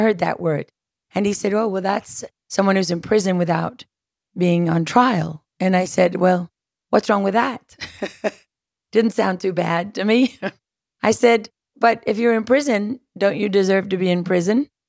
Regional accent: South Africa; moved away; growing up in South Africa

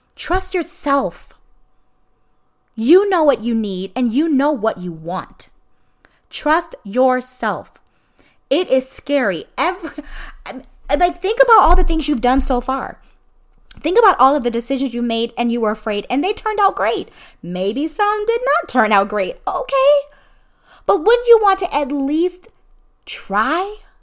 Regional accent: Illinois, United States; moved away as an adult; now in Florida, United States; I was born and raised in Illinois. So Illinois is always home

